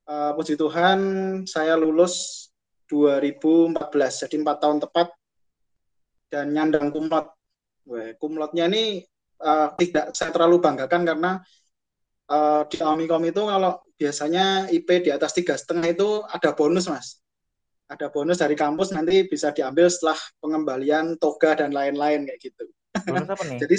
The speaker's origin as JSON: {"language": "Indonesian", "town": "Klaten", "region": "Central Java", "country": "Indonesia", "tie": "born or raised there", "said": "lahir di Klaten tanggal 11 November 1992."}